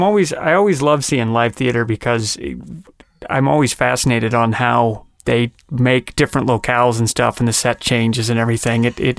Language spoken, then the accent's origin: English; Salt Lake City, Utah, United States; moved away; also born or lived in Los Angeles; Years ago, my wife and I flew out when we still lived in Los Angeles to see Book of Mormon, because I'm originally from Salt Lake City, Utah